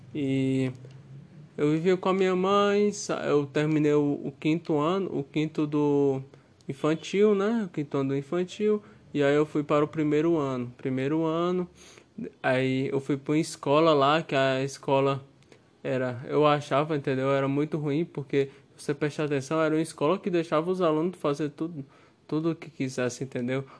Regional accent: Cariri region, Ceará, Brazil; Eu sou cearense, né? Você me perguntou aí de onde eu sou, né? Eu sou do Ceará. Eu nasci lá no Ceará. Eu nasci na região do Cariri.

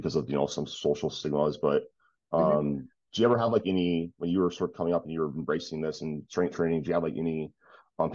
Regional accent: Detroit, Michigan, United States; I'm originally from like, so I was born in Detroit

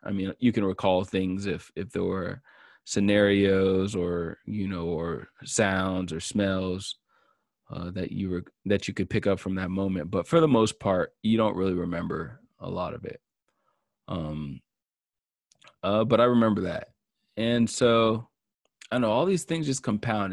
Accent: Marietta, Georgia, United States; I grew up in Marietta in the woods

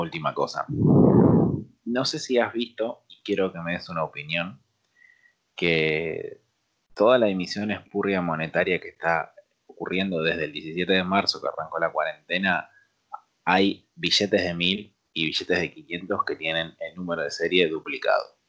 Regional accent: Argentina

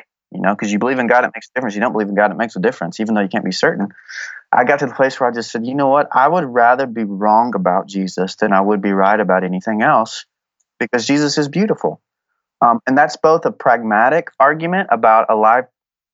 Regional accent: Texas, United States; I'm from Texas

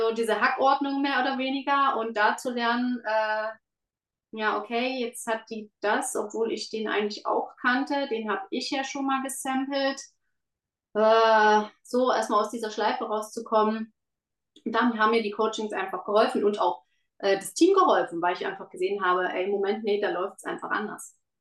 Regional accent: Germany; moved away as an adult; now in Switzerland; ich bin in Deutschland groß geworden

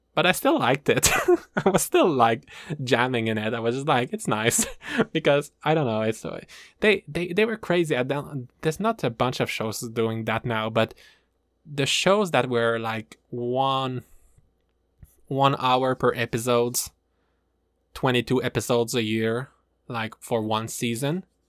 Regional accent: Canada; I am from the Maple Land, A K A Canada

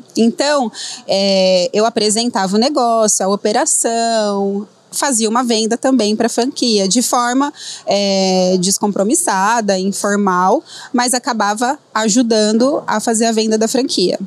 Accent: Dracena, São Paulo, Brazil; moved away as an adult; also born or lived in Adamantina; como fisioterapeuta da minha cidade, que eu sou lá de Dracena

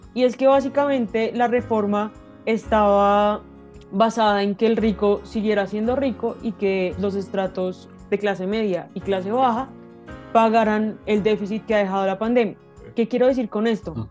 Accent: Colombia; somos los colombianos quienes le pagamos la salud y la pensión a los congresistas

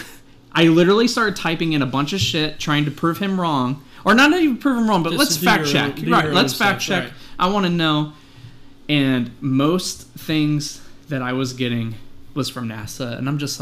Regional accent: United States; we're American

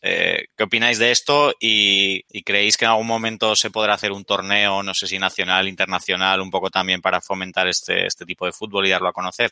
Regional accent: Zaragoza, Aragon, Spain; yo soy de Zaragoza

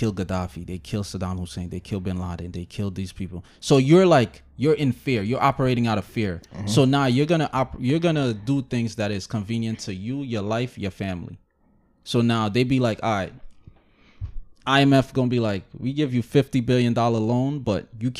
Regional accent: Jamaica; So now, as a Jamaican, you're looking at it as like it's our Jamaicans that's fucking it up.

